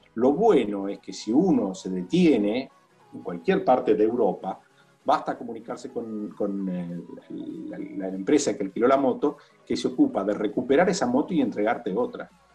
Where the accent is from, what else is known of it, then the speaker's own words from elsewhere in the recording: Buenos Aires, Argentina; moved away as an adult; also born or lived in Italy; Yo estaba viviendo en Italia, tengo casa en Italia, volví a Buenos Aires